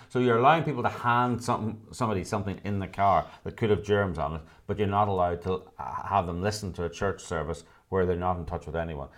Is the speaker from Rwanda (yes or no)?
no; United Kingdom; now in Los Angeles, United States; I was born in the United Kingdom.